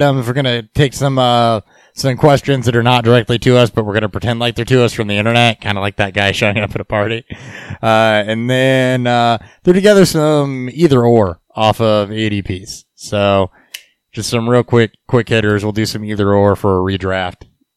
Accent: Petersburg, Illinois, United States; Petersburg, Illinois, my hometown

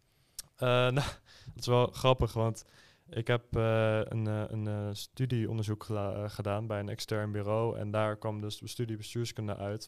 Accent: Schiedam, South Holland, Netherlands; Ik kom zelf uit Schiedam

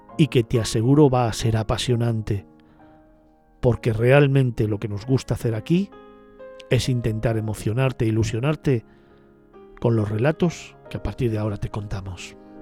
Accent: Spain

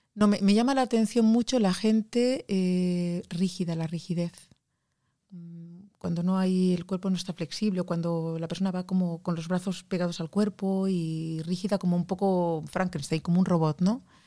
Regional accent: Barcelona, Catalonia, Spain; now in Norway; yo soy de Barcelona

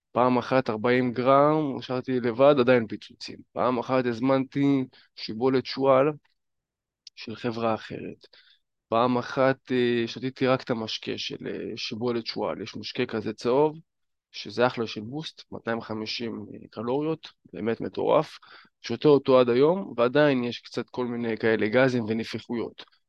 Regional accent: Northern District, Israel; הייתי בפאב אצלנו בצפון

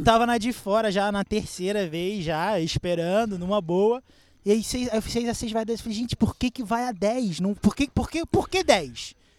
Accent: Rio de Janeiro, Brazil; moved away as an adult; now in São Paulo, Brazil; eu sou do Rio

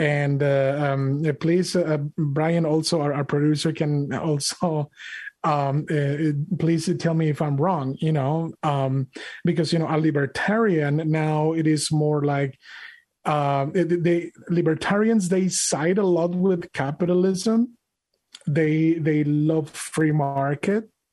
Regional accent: Monterrey, Nuevo León, Mexico; English is a second language; now in United States; I'm an immigrant from Mexico, from Monterrey, Mexico

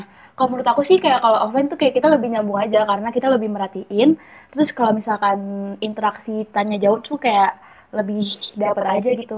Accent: Jakarta, Indonesia; Aku asalnya dari tetangganya Diva nih, aku dari Jakarta

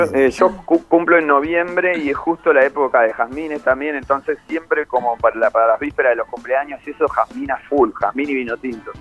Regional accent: Buenos Aires, Argentina; yo soy muy porteño

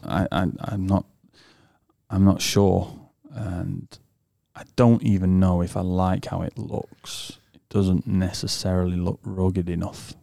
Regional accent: United Kingdom; moved away; from the U K

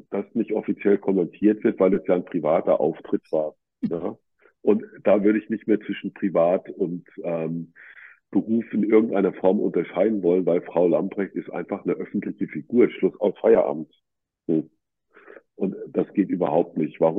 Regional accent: Berlin, Germany; Ich komme ja aus Berlin wegen der Ärmeren.

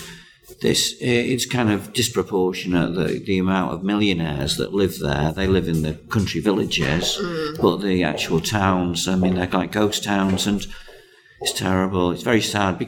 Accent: Cheshire, North West England, United Kingdom; I'm from Cheshire

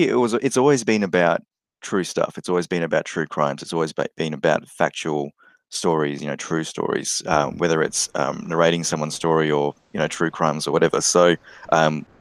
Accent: Australia; being Australian

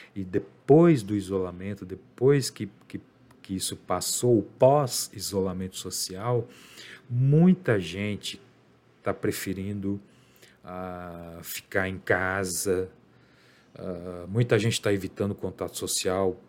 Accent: Brazil; eu sou brasileiro

